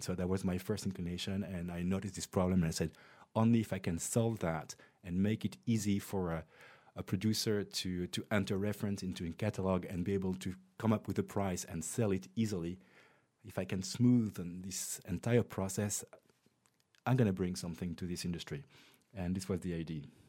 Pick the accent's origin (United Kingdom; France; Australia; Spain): France; also born or lived in Montreal, Canada; I was born in Montreal, Canada. Uh, I was raised and educated in France